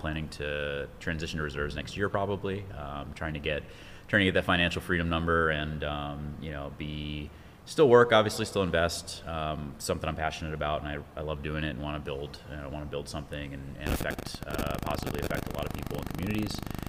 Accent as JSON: {"language": "English", "region": "New York", "country": "United States", "tie": "born or raised there", "said": "I grew up in New York and been moving around a lot."}